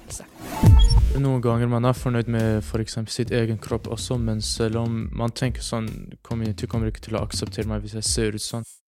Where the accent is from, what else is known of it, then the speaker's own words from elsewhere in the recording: Iraq; now in Norway; jeg er 17 år. Og jeg eh, kommer fra Irak